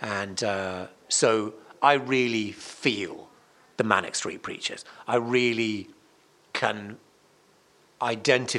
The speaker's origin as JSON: {"language": "English", "town": "Cardiff", "region": "Wales", "country": "United Kingdom", "tie": "born or raised there", "said": "my hometown is Cardiff"}